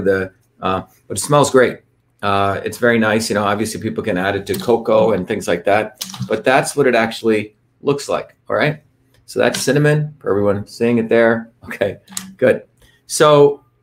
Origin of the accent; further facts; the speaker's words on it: India; moved away; also born or lived in Bombay, India / South Indian village; I grew up in India when I was up until 7 years old in this crazy city called Bombay, which is chaotic city, but highly diverse